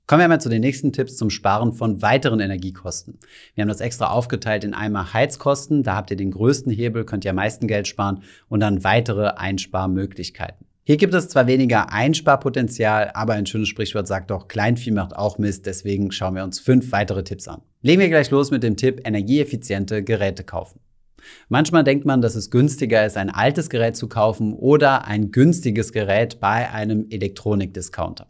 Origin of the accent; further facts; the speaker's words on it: Germany; bei uns in Deutschland